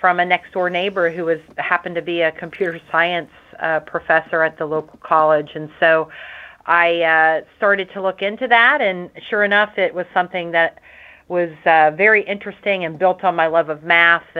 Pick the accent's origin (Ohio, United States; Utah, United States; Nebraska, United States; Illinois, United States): Ohio, United States; Nelsonville; early days growing up in Nelsonville, Ohio.